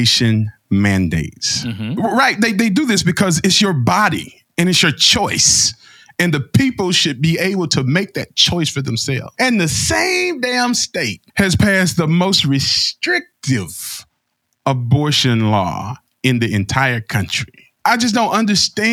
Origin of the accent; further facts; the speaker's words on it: Alabama, United States; I'm from Alabama